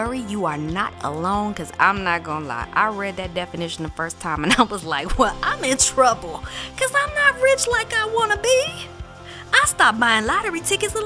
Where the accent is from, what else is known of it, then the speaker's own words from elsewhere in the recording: Warren County, North Carolina, United States; now in New York City, United States; ever since I was a little girl growing up in Warren County, North Carolina